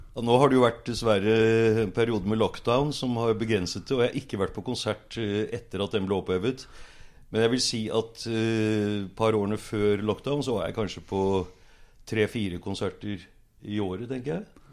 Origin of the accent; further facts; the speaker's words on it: Bærum, Akershus, Norway; also born or lived in Oslo; now in Sørkedalen, Norway; Jeg vokste opp faktisk i Bærum på Lysaker.